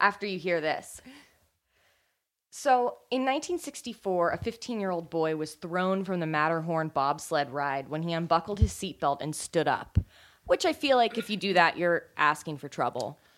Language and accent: English; California, United States; I grew up in California